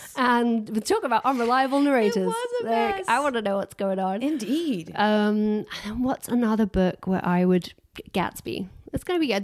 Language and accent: English; Harworth, East Midlands, United Kingdom; moved away; also born or lived in South Yorkshire; So I grew up in Harworth